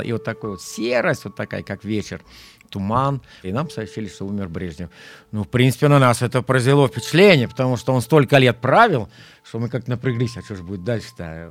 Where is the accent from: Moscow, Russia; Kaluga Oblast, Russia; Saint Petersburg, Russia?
Kaluga Oblast, Russia; Zhizdrinsky District; Я родился в Жиздринском районе Калужской области, в простой крестьянской семье, деревня Верхняя Ашкова